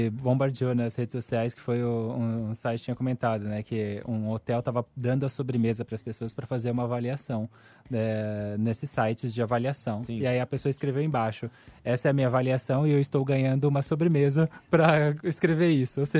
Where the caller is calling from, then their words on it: Santo André, São Paulo, Brazil; sou de Santo André.